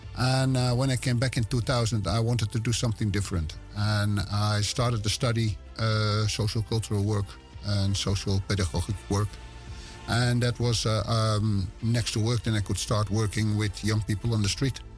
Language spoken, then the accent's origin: English; West Friesland, North Holland, Netherlands; English is a second language; I'm born in Zwartdijk. And ah. I grew up in Howard. And those are two villages next to each other in West Friesland. It's in Noord-Holland.